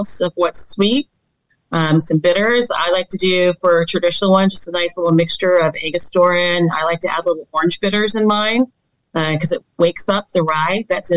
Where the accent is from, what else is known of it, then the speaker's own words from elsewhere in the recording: Midwest, United States; I'm also from the Midwest